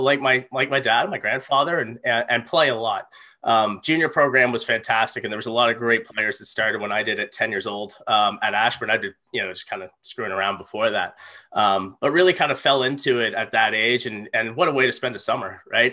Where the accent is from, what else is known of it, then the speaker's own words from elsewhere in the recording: Halifax, Nova Scotia, Canada; I grew up right in Halifax, um, in Clayton Park